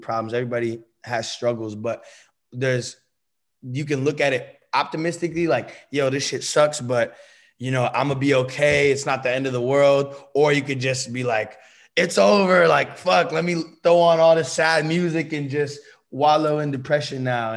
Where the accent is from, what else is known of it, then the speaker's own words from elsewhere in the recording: Bay Area, California, United States; moved away as an adult; also born or lived in Los Angeles; I'm from the Bay Area, that's my hometown